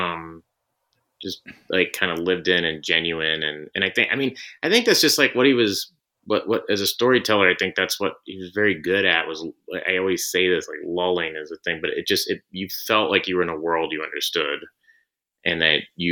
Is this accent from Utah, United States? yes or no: no; Tulsa, Oklahoma, United States; I grew up in Tulsa, Oklahoma